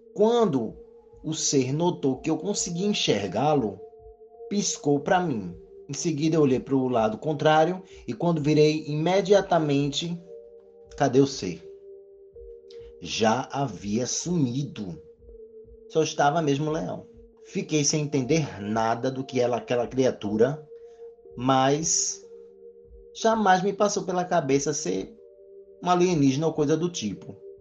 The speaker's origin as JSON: {"language": "Portuguese", "town": "Recife", "region": "Pernambuco", "country": "Brazil", "said": "Moro aqui no Nordeste, sou do Recife"}